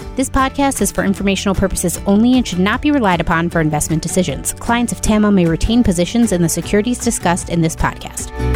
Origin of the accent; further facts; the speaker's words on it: Central Ohio, United States; I grew up in Central Ohio